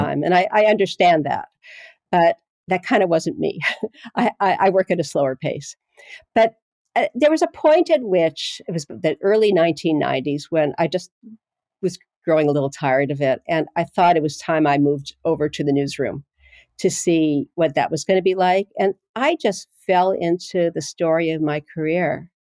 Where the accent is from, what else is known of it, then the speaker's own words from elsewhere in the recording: Winnipeg, Manitoba, Canada; moved away as an adult; now in Boston, United States; I grew up in Winnipeg, Canada, in the north side of Winnipeg, uh, the North End